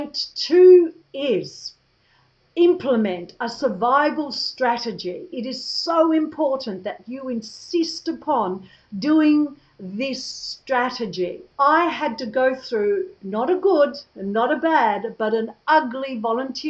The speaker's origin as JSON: {"language": "English", "country": "Australia", "moved": "yes", "said": "spend a few more months in my home country"}